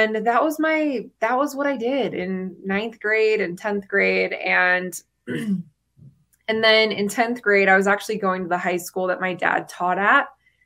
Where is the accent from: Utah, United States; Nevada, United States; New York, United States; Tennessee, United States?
Utah, United States; St. George; I grew up in Southern Utah in St. George, and I grew up in the church.